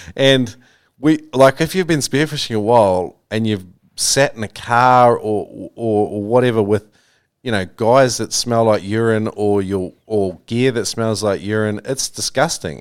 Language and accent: English; New Zealand; I grew up with in New Zealand